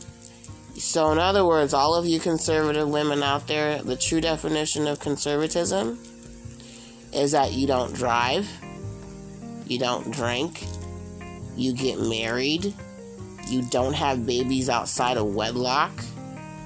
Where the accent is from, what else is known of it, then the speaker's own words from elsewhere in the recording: San Mateo, California, United States; I'm originally born and raised in the San Francisco Bay Area. I grew up in San Francisco, and I grew up in a little town just outside of San Francisco